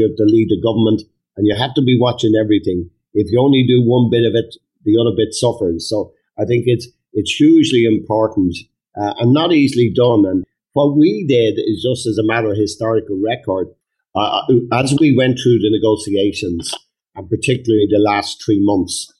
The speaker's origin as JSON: {"language": "English", "country": "Ireland", "said": "we're Irish Republicans, and we come from an Irish Republican tradition"}